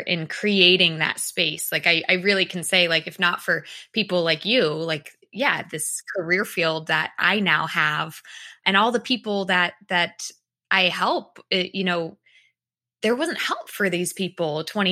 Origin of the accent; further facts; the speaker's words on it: Massachusetts, United States; moved away; I'm also originally from Massachusetts, which is, you know, where you are